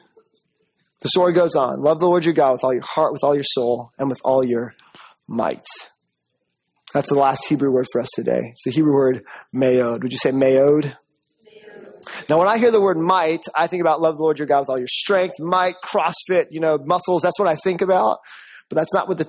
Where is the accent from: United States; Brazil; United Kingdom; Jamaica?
Jamaica; I'm Jamaican.